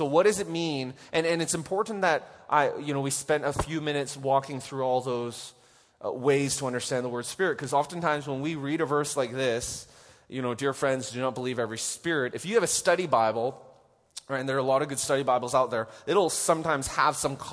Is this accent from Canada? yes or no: yes; Canada; moved away; I didn't grow up with tornadoes here, so it's like, I'm from Canada